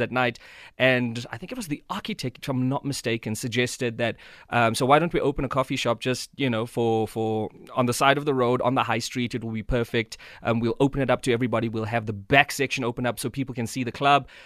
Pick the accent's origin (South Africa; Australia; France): South Africa; moved away as an adult; now in Johannesburg, South Africa; growing up in Tata, speaking Xhosa, looking like a white kid